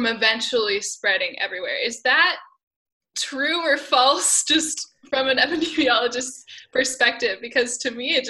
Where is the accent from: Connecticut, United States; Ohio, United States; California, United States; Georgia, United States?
Ohio, United States; Marion; In my hometown, Marion, Ohio, we have a large correctional facility